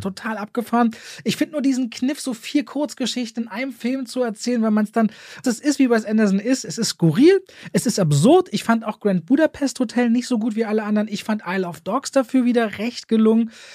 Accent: Berlin, Germany; Ich als Berliner

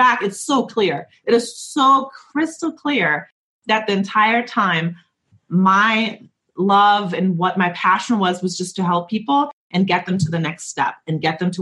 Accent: Germany; moved away; I'm from Germany and we didn't really talk about our feelings in Germany.

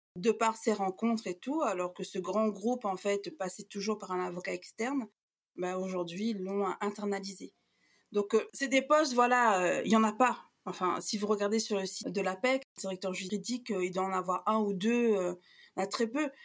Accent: Réunion; moved away; on a quitté la Réunion, en fait, on était ados, euh, euh, pré-adultes

